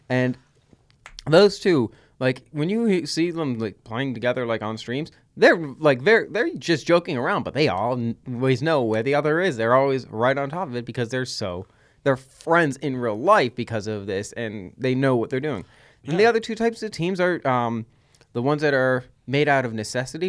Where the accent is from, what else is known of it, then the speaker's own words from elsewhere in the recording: Massachusetts, United States; by our voices, accents, general skewing towards the Boston uprising, we're from Massachusetts